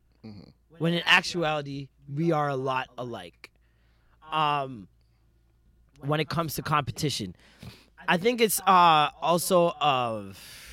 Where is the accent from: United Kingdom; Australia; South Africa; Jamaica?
Jamaica; And as a Jamaican